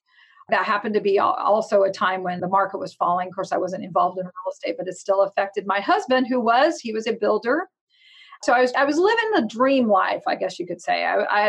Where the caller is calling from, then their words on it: Stockton, California, United States; Big town. Actually, we do have almost 400,000 people. Stockton, California.